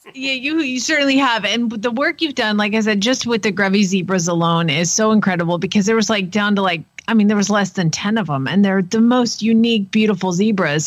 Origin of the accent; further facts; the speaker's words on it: Atlanta, Georgia, United States; moved away; I grew up in Atlanta where there was Willie B